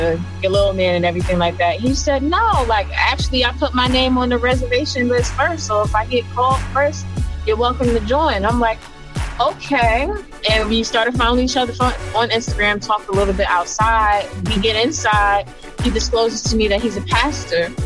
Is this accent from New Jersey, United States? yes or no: yes; New Jersey, United States; I'm from Jersey